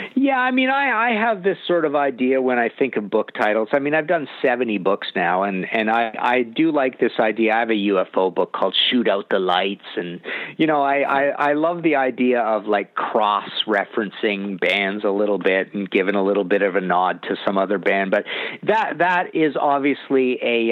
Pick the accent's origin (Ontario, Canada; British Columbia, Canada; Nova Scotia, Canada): British Columbia, Canada; I'm from Canada